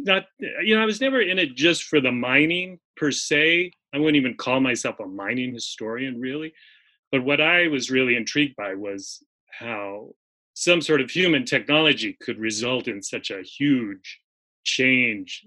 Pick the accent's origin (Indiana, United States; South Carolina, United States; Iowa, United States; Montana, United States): Montana, United States; Missoula; I grew up in Montana, in what was then a very small town, Missoula, Montana.